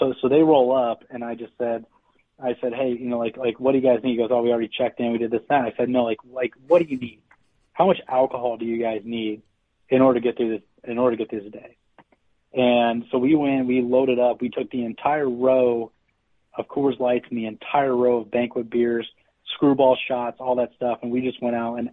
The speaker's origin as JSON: {"language": "English", "town": "Eureka", "region": "California", "country": "United States", "tie": "born or raised there", "said": "growing up in Eureka, it's a 4-hour and 45-minute drive from Sacramento, 5 hours from the Bay Area"}